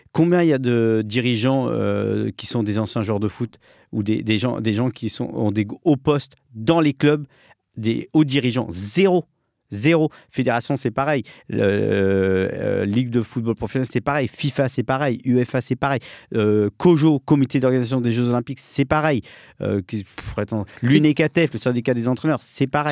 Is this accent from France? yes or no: yes; France; je suis né en France. Je suis le seul